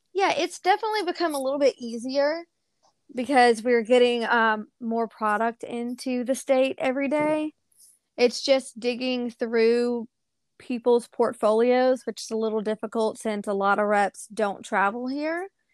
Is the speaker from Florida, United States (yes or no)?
no; Bethlehem, Georgia, United States; also born or lived in Charleston, South Carolina; now in Starkville, United States; I was actually born in Charleston, South Carolina, um, and then I was adopted, and my parents, or my, I say parents, it's my adopted mom and my adopted grandparents moved us to, um, Bethlehem, Georgia.